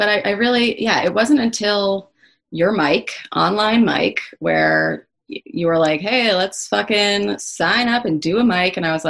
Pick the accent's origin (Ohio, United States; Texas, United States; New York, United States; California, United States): New York, United States; Even though I'm not from Oregon, I'm fully from New York.